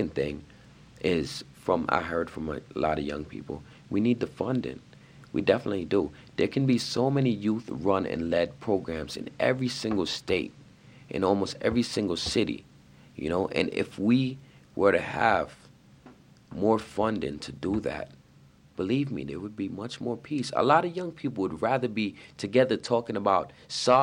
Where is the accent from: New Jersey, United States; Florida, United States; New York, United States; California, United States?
New York, United States; I'm from New York